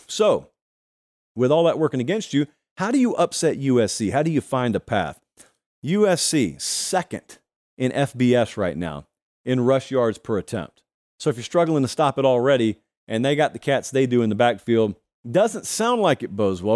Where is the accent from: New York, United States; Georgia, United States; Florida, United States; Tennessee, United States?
Georgia, United States; Columbus; moved away; my hometown of Columbus, Georgia